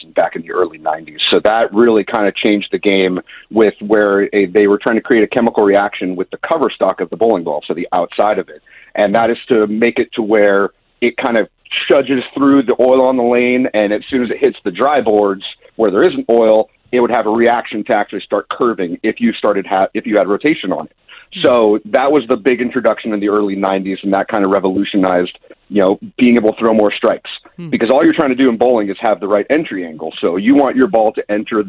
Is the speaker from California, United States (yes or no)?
yes; Ventura County, Southern California, United States; Born and raised here in Southern California. Grew up in Ventura County